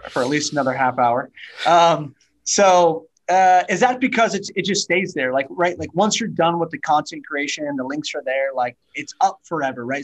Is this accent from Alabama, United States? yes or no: no; Napa, Sonoma, California, United States; also born or lived in Orange County / Santa Barbara / San Diego / Atlanta; now in Houston, United States; I grew up in the wine country, Napa, Sonoma, and California